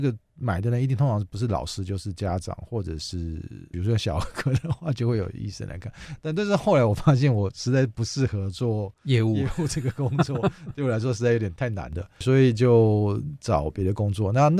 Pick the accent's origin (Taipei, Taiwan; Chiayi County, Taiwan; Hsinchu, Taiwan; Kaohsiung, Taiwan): Hsinchu, Taiwan; 因为我是新竹人，我现在新竹做了一个图书业务的工作，做了半年。